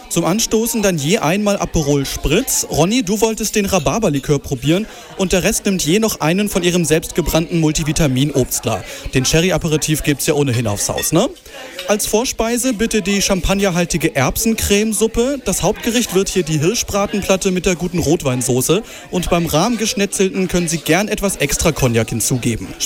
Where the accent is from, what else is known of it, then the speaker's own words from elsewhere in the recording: Hanover, Lower Saxony, Germany; ich bin natürlich ein großer Fan als äh, Hannoveraner von Lütje Lage.